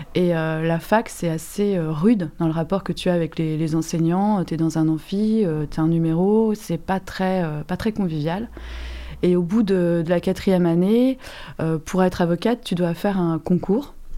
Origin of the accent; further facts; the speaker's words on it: Manche, Normandy, France; also born or lived in Caen; je suis de la Manche, j'étais à Caen